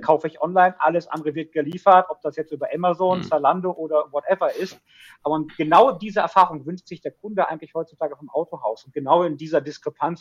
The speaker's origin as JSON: {"language": "German", "area": "Ruhr area", "region": "North Rhine-Westphalia", "country": "Germany", "tie": "born or raised there", "said": "Kind des Ruhrgebiets durch und durch"}